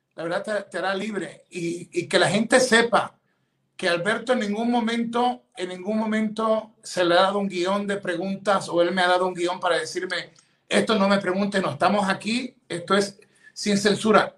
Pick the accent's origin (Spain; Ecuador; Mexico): Ecuador; now in United States; yo soy ecuatoriano, ciudadano americano